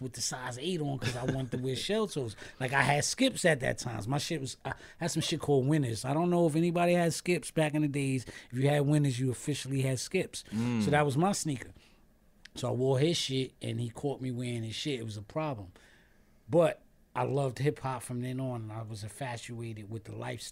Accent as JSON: {"language": "English", "town": "New York City", "region": "New York", "country": "United States", "tie": "born or raised there", "said": "I'm from Staten Island."}